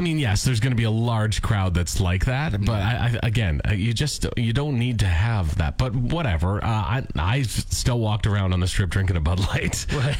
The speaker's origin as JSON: {"language": "English", "country": "Canada", "said": "as a Canadian"}